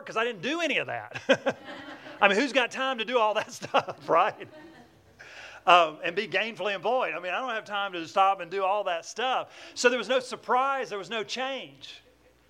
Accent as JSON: {"language": "English", "town": "Atlanta", "region": "Georgia", "country": "United States", "tie": "born or raised there", "accent": "southern twang", "said": "I'm from Atlanta, Georgia. That's where I get this southern twang."}